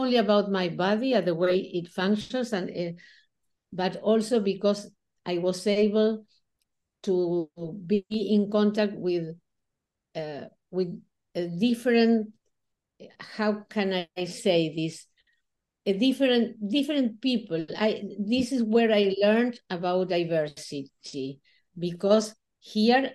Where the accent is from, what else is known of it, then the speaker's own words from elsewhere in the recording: Buenos Aires, Argentina; I was born in Buenos Aires, Argentina. I lived all my life here.